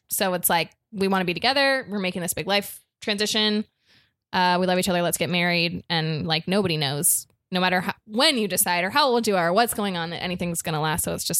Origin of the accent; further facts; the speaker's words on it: South Florida, United States; now in Los Angeles, United States; I'm from South Florida, so it's like a kind of a weird place.